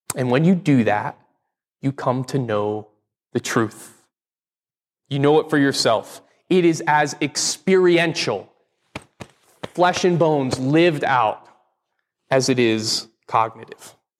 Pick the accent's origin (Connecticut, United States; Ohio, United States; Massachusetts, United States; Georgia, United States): Connecticut, United States; moved away; I grew up in Connecticut, one of the original